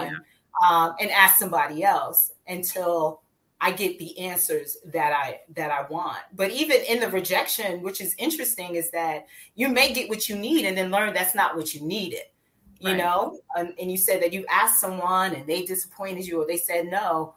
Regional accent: New Jersey, United States; moved away as an adult; I moved from New Jersey, where my entire family lives and where I'm from, moved to a new state and just starting anew

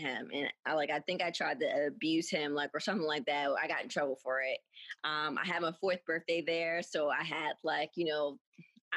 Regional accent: Philadelphia, Pennsylvania, United States; I am from Philadelphia, Pennsylvania

